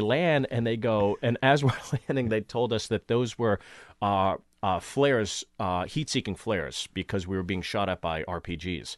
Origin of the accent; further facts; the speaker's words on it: Pittsburgh, Pennsylvania, United States; moved away; also born or lived in New York City; I grew up in Pittsburgh, Pittsburgh